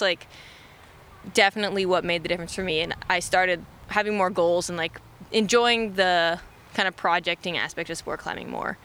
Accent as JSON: {"language": "English", "town": "Austin", "region": "Texas", "country": "United States", "tie": "born or raised there", "moved": "as an adult", "said": "growing up in Texas, it's like 90 degrees like all the time"}